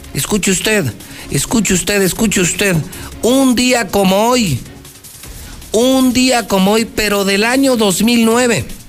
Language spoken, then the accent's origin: Spanish; Aguascalientes, Mexico; el hidrocálido es bien gandayota y no, no, no somos educados